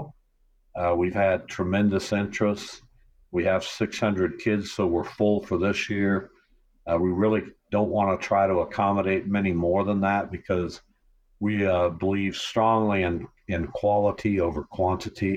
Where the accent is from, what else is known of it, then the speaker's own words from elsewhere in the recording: Derby, Kansas, United States; also born or lived in Winfield, Kansas; now in Wichita, United States; I grew up in Derby.